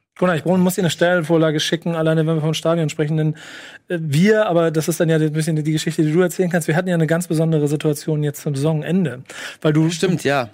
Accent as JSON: {"language": "German", "region": "Hamburg", "country": "Germany", "tie": "born or raised there", "said": "ich bin in Hamburg geboren, im Umland groß geworden, Hamburg und Umland groß geworden"}